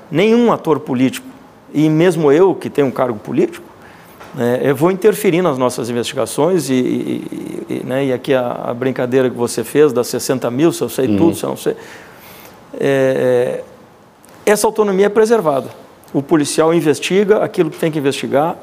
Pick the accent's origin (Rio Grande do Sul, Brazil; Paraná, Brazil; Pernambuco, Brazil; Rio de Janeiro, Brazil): Rio Grande do Sul, Brazil; Pelotas; moved away; also born or lived in Manaus; sou natural da cidade de Pelotas